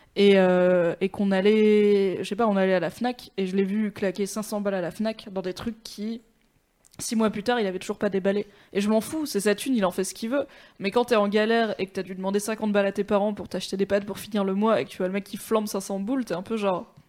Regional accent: Valence, Auvergne-Rhône-Alpes, France; j'ai grandi à Valence dans la Drôme, c'est pas fou non plus

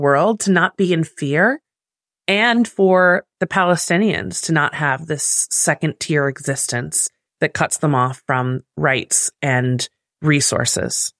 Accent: United States; me as American

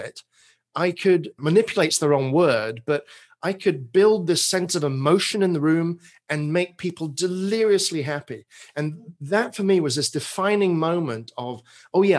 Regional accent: England, United Kingdom; accent: British; moved away as an adult; now in Portland, United States; I grew up in England, spent my first 30 or so years.

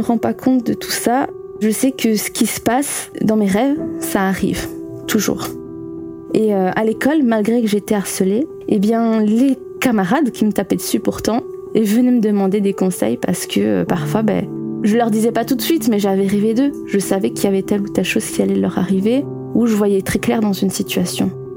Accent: Belgium; accent: Belgian; Je suis belge et je pense que vous l'entendrez à mon accent.

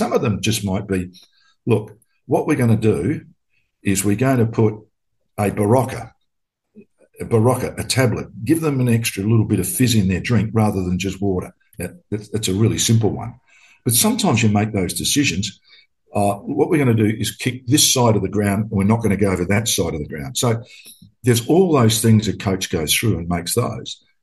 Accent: Adelaide, South Australia, Australia; also born or lived in Queensland / Victoria; Um, I'm in my hometown of Adelaide, South Australia.

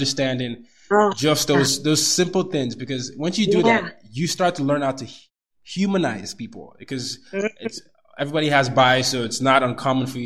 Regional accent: Nigeria; now in United States; I'm Nigerian. A lot of the audience knows I'm Nigerian

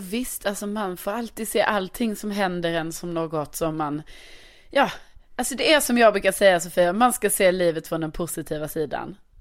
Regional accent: Lund, Skåne, Sweden; now in Stockholm, Sweden; min hemstad Lund

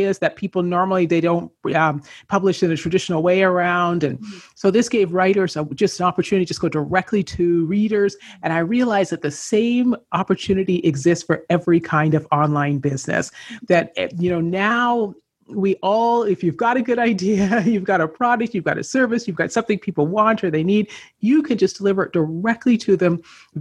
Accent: Canada; moved away as an adult; I grew up in Canada

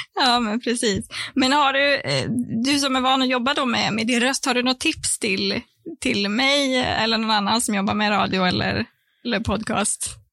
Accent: Sorsele, Västerbotten County, Sweden; moved away; jag är från eh, Sorsele, så det är det är du är från Norrbotten och jag är från Västerbotten

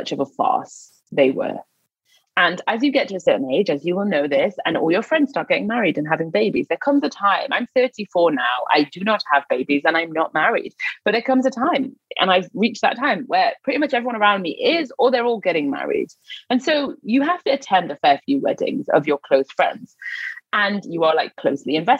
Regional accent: Newcastle upon Tyne, North East England, United Kingdom; moved away; I'm from Newcastle, so I was living in the north at the time

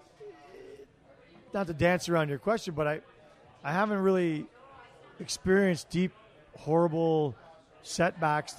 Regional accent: Toronto, Ontario, Canada; also born or lived in Ottawa; now in Calgary, Canada; I'm originally from Toronto

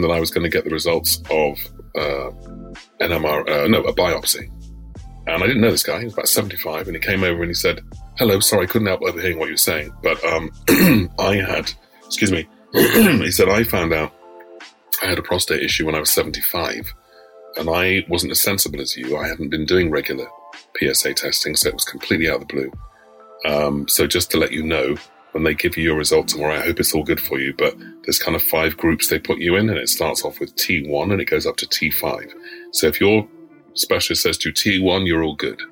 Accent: London, United Kingdom; I live a stone's throw from where I was born

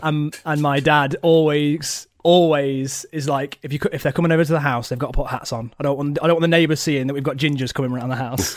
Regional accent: Nottingham, East Midlands, United Kingdom; I'm from Nottingham

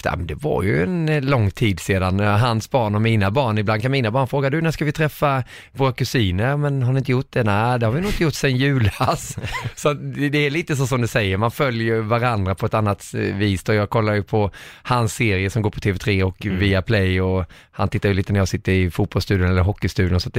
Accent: Småland, Sweden; moved away as an adult; now in Stockholm, Sweden; De vet väl att jag är smålänning

